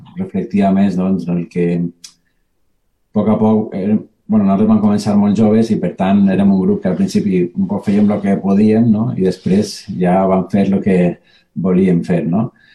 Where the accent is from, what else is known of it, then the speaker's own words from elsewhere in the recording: Valencian Community, Spain; la nostra València